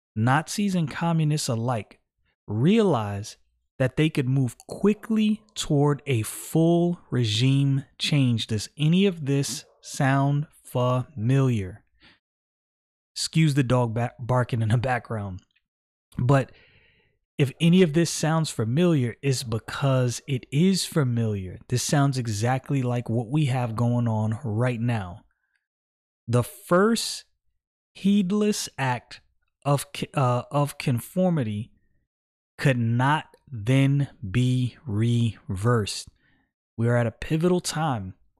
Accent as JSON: {"language": "English", "town": "New York City", "region": "New York", "country": "United States", "tie": "born or raised there", "said": "I was born in the United States of America, Brooklyn, New York. This is my homeland"}